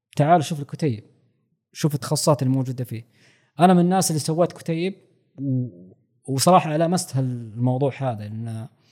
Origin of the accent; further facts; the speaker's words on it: Saudi Arabia; عندنا في السعوديه